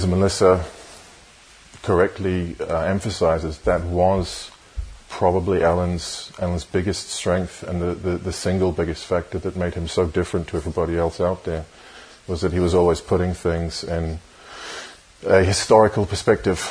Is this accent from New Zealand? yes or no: yes; New Zealand; moved away as an adult; I was born in New Zealand. I grew up there, but I have lived most of my adult life in various other countries around the world.